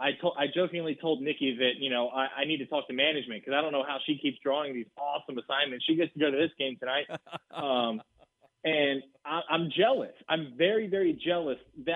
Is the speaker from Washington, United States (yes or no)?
no; Floresville, Texas, United States; my hometown, the Floresville Tigers